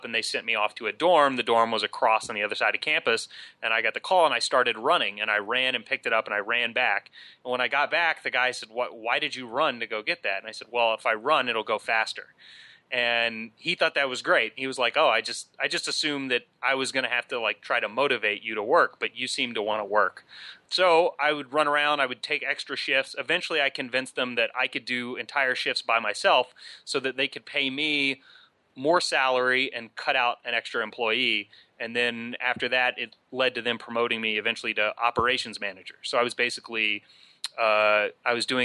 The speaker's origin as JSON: {"language": "English", "town": "Huntington", "region": "West Virginia", "country": "United States", "tie": "born or raised there", "also_born_or_lived": "Duke University, North Carolina", "moved": "as an adult", "said": "I grew up in Huntington, West Virginia"}